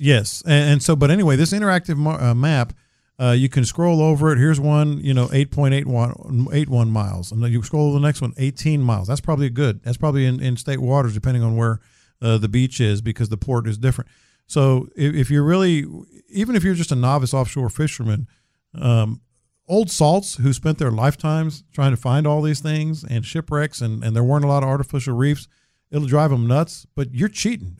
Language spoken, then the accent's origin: English; San Antonio, Texas, United States; growing up in San Antonio